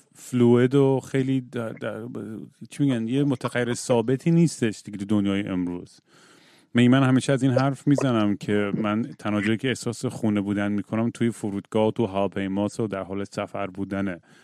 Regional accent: Iran; خودم موقع بچگی تو ایران که بودم

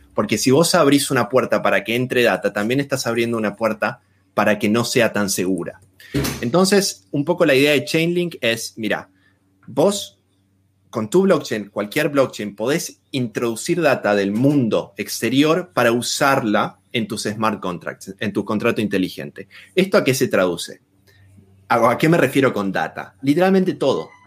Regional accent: Argentina; moved away as an adult; also born or lived in Australia; now in Berlin, Germany; me fui de Argentina, actualmente estoy viviendo en Alemania

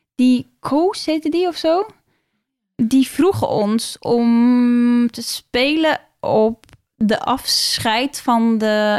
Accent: Norway; now in Netherlands; ik kom uit Noorwegen

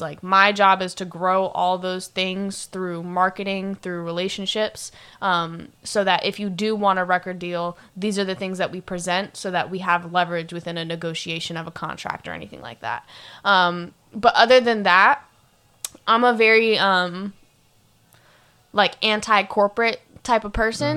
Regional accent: Sarasota, Florida, United States; now in Orlando, United States; I'm from Florida, but I'm from Sarasota, Florida

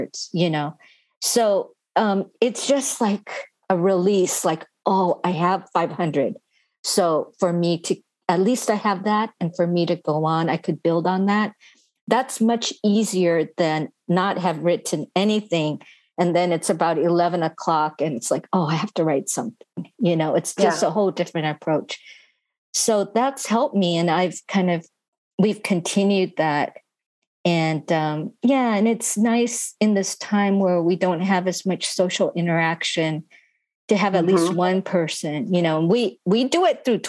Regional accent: United States; I am Japanese American

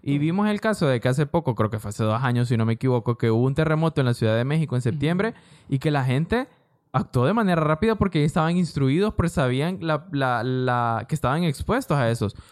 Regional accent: Honduras; San Pedro Sula, La Lima, El Progreso, todas esas zonas, Puerto Cortés, son zonas de nuestro país

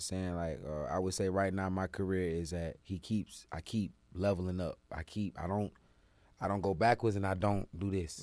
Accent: Jacksonville, Florida, United States; now in Atlanta, United States; for my city, my state, I love Florida, Del 904

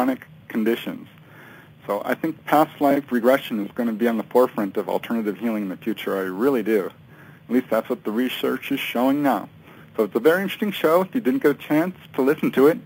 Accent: California, United States; also born or lived in Chicago, Illinois; I grew up mostly here in California. I did come actually from Chicago originally, Illinois, but not long after we moved here, in, let me see, it was 1971

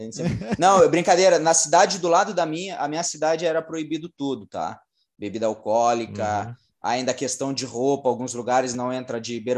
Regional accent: Brazil; a gente é, é brasileiro, né? A gente é brasileiro

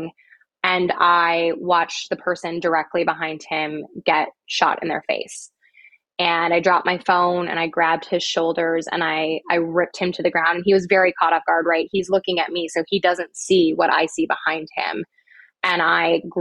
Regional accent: Midwest, United States; I'm from the Midwest.

